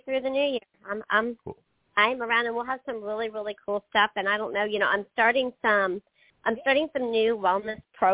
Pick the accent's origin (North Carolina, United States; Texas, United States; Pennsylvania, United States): Pennsylvania, United States; now in the South, United States; I grew up in Pennsylvania